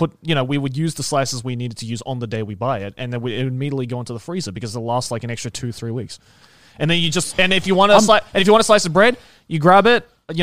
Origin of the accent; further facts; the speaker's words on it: Australia; we're Australian.